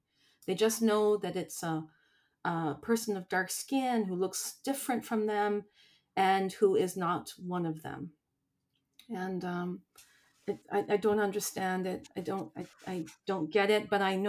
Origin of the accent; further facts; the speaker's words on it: Niagara Falls, New York, United States; and I was raised in Niagara Falls, so it's just on the border, and I have a lot of friends and family that live in Buffalo and the surrounding suburbs.